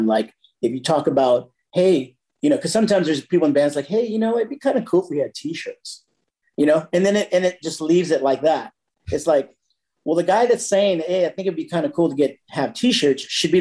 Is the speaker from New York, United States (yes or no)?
no; San Jose, California, United States; moved away as an adult; also born or lived in Campbell, California; now in Carlsbad, United States; I was born and raised in San Jose, California.